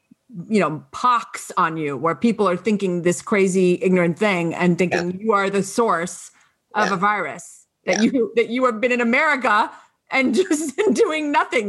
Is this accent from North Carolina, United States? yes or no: yes; Raleigh, North Carolina, United States; I was born in North Carolina, which I was. Uh-huh. Go Raleigh, North Carolina.